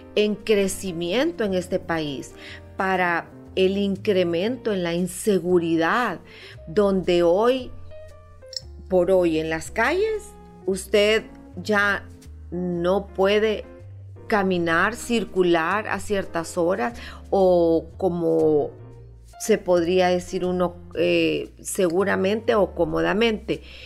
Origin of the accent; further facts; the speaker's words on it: Honduras; como hondureños